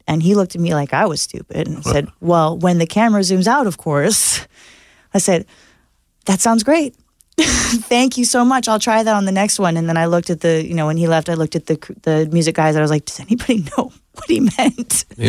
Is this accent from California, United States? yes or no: yes; Santa Monica, California, United States; I'm from Santa Monica.